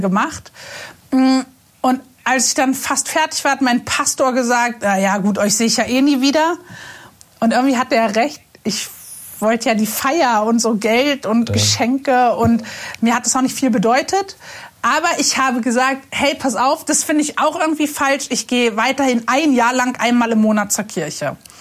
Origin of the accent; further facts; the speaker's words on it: Berlin, Germany; Ich bin in Berlin-Moabit aufgewachsen, ziemlich unkirchlich, total fern von allem.